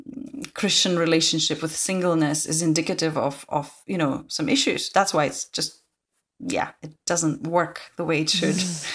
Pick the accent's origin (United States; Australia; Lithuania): Lithuania; English is a second language; now in Scotland, United Kingdom; I'm originally from Lithuania, hence my Lithuanian name. But I have been based in Scotland for the last 6 years.